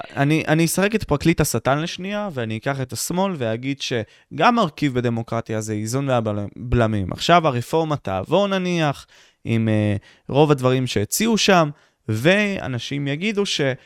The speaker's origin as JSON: {"language": "Hebrew", "country": "Israel"}